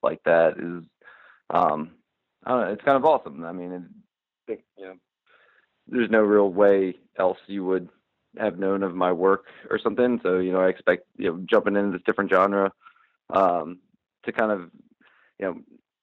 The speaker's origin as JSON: {"language": "English", "town": "Wilmington", "region": "Delaware", "country": "United States", "tie": "born or raised there", "said": "I grew up in Wilmington, Delaware"}